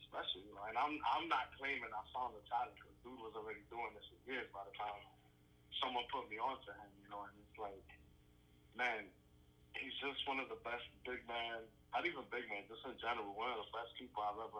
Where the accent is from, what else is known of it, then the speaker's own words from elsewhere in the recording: New York City, New York, United States; I'm from Brooklyn